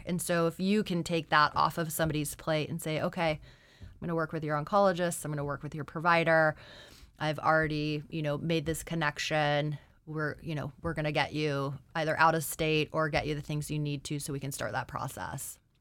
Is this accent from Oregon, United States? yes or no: no; Anchorage, Alaska, United States; I'm originally from Anchorage